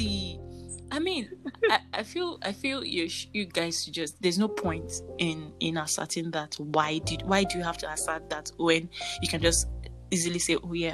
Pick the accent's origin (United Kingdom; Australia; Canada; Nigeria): Nigeria; Yorubaland; accent: Yoruba; my Yoruba accent